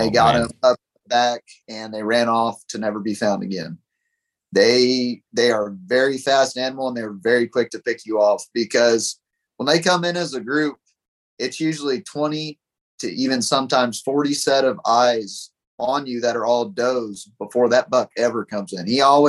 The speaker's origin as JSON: {"language": "English", "town": "Pipe Creek", "region": "Texas", "country": "United States", "tie": "born or raised there", "said": "I grew up in Pipe Creek right by Bandera, and I'd always seen them as a kid."}